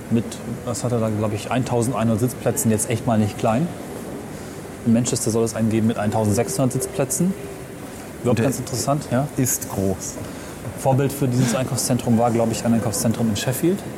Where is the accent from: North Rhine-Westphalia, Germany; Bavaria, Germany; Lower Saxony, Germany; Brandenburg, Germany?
Lower Saxony, Germany; Also ich komme ja aus dem Umland von Hameln. Und die nächst kleinere Stadt, Hessisch-Ollendorf, ist seitdem ziemlich verfallen.